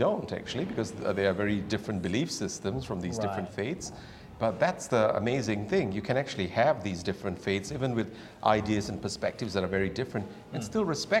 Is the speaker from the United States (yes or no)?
no; Malaysia; now in New Zealand; I'm from Malaysia. I'm very lucky. My father's from Sri Lanka. Mm. My mother is a part Portuguese, Indian, English. Right. I grew up in a home where we had three faiths, Hinduism, Christianity, and Islam